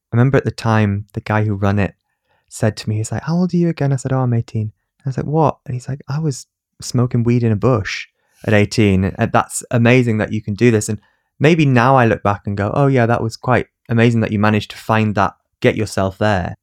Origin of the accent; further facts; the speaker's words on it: Newcastle upon Tyne, North East England, United Kingdom; accent: northern; I was from Newcastle and I had a, an accent